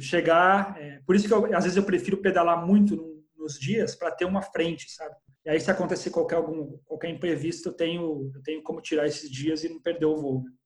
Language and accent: Portuguese; Brazil; sou brasileiro